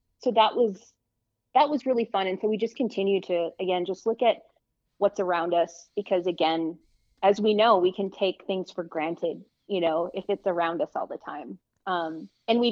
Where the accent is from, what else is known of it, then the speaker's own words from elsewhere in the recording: North Dakota, United States; now in Albuquerque, United States; I'm from North Dakota